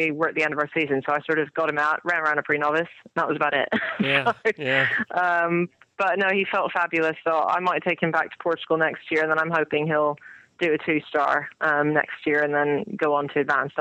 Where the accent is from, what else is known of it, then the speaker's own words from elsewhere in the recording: California, United States; now in England; growing up in California